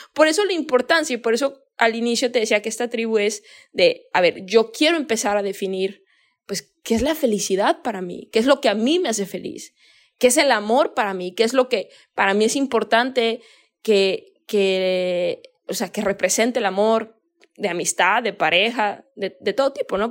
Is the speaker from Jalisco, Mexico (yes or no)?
yes; Guadalajara, Jalisco, Mexico; yo soy de México, ¿no? Soy de Guadalajara.